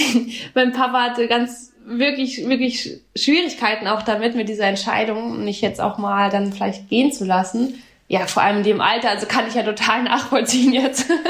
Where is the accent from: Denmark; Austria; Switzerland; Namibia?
Namibia; now in Freiburg, Germany; ich komme aus Namibia